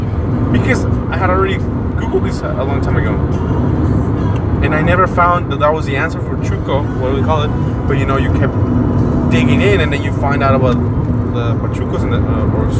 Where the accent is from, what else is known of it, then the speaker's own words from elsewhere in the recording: Chihuahua, Mexico; first language Spanish; English is a second language; I come from Chihuahua, and in Chihuahua, it's known that we pronounce the CH sh.